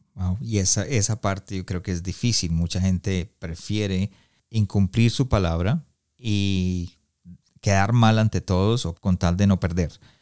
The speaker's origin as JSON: {"language": "Spanish", "country": "Colombia", "moved": "yes", "lives_now": "Canada", "said": "yo soy colombiano, pero vivo en Canadá"}